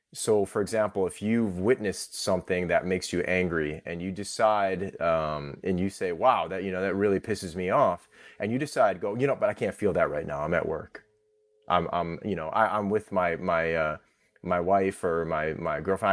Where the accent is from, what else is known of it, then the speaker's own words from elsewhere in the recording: Orchard Park, New York, United States; I'm Thai American and I grew up in Orchard Park